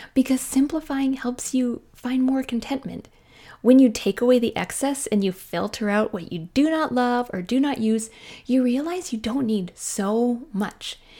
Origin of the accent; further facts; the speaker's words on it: Canada; I am a Canadian mom in small town Canada.